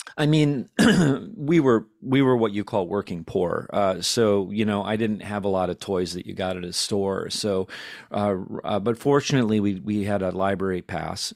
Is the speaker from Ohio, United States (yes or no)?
no; Detroit Lakes, Minnesota, United States; moved away; originally from a s, very small town in Minnesota, about forty-five miles east of Fargo